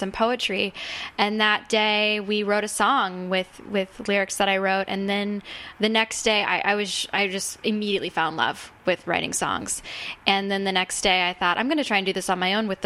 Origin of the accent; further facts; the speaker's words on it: Malibu, California, United States; also born or lived in Santa Cruz, California; now in Santa Monica, United States; I grew up in Malibu, and grew up Decker Canyon. I grew up in this little trailer up Decker